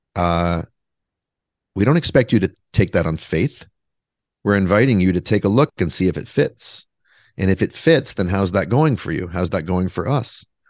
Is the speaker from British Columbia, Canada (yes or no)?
yes; Vancouver, British Columbia, Canada; now in Brooklyn, United States; I am from Vancouver, though. I am from British Columbia, Canada, but I live in Brooklyn, New York